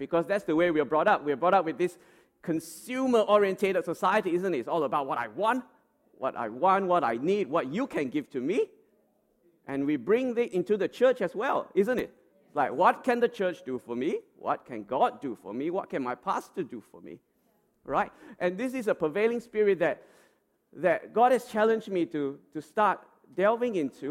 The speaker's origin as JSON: {"language": "English", "country": "Australia", "said": "as Australian citizens"}